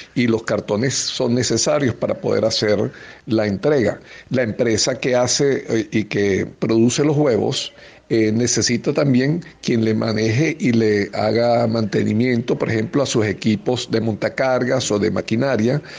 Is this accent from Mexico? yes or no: no; Venezuela; como venezolanos